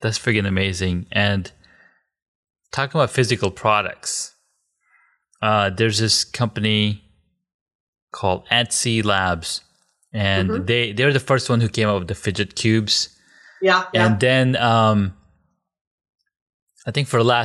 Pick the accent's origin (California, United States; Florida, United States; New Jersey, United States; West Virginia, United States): California, United States; Southern; I grew up in Southern California